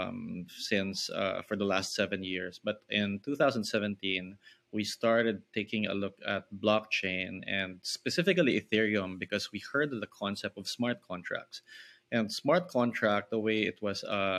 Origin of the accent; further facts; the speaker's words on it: Philippines; I grew up in the Philippines